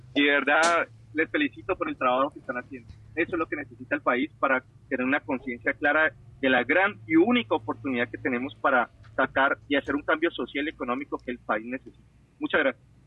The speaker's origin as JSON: {"language": "Spanish", "country": "Ecuador", "moved": "yes", "lives_now": "Washington, United States", "said": "te hablo como ecuatoriano"}